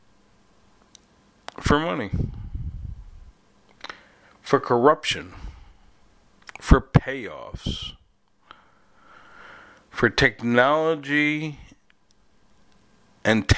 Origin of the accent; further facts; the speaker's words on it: New York, United States; moved away; I'm from New York, okay, so born, raised, left, went back, left again